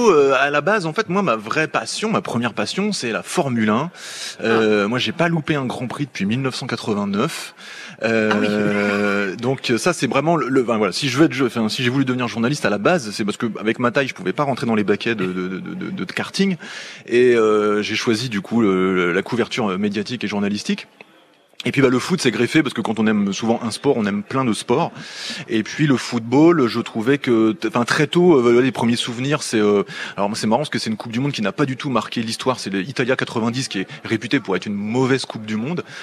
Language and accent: French; Sacy-le-Grand, Hauts-de-France, France; moved away as an adult; also born or lived in Amiens; je suis même originaire d'un petit village qui s'appelle sacy grand et qui est un village qui est très connu dans le coin puisqu'il y avait une boîte de nuit.